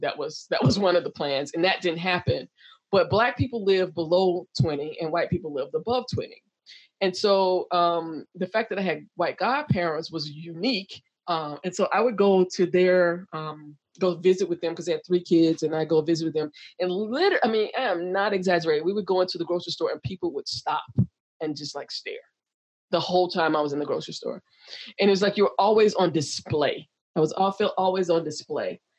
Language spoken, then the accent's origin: English; the South, United States; also born or lived in Chicago / Texas; now in San Diego, United States; I grew up in the South